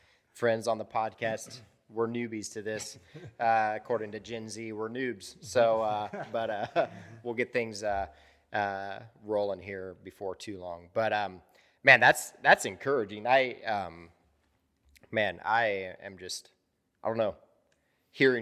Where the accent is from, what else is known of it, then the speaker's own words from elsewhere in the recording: Central Ohio, United States; I grew up in Central Ohio